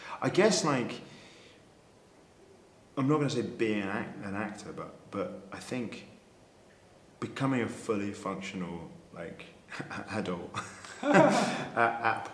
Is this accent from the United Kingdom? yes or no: yes; London, United Kingdom; I grew up in a mixture between sort of North and East London, but with grandparents in West London